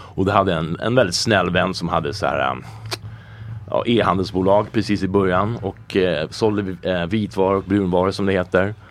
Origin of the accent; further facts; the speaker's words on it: Colorado, United States; also born or lived in California / New York; now in Sweden; jag är uppvuxen i USA eh, och där är det väldigt liberalt